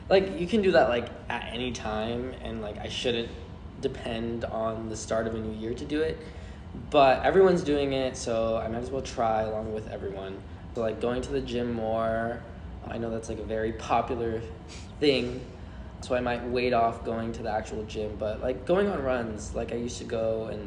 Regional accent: Florida, United States; I come from Florida so it's like not the Christmas that everyone else experiences there's no snow

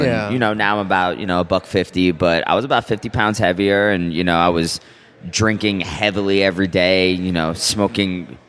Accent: New Jersey, United States; moved away as an adult; also born or lived in New York; I'm originally from Jersey. And then after I graduated college, I moved to New York, and I was there for about 8 years, I guess.

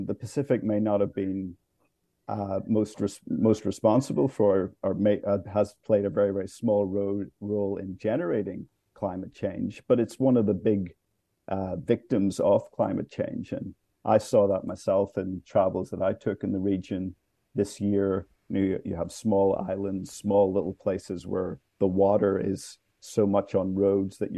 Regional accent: Ireland; now in Washington, D.C., United States; I'm from Ireland originally

